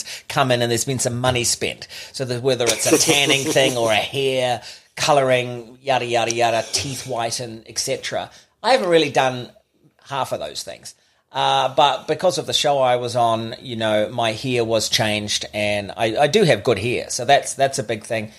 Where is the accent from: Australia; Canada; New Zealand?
New Zealand; Auckland; I was born in Auckland, Middlemore Hospital, one of five